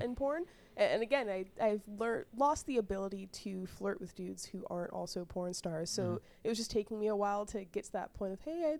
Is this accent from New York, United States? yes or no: no; Nashville, Tennessee, United States; moved away as an adult; also born or lived in St. Louis, Missouri; now in Los Angeles, United States; I grew up in Nashville, Tennessee